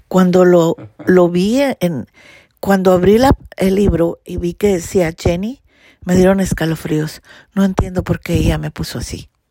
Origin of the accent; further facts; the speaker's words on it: Mexico; yo soy mexicana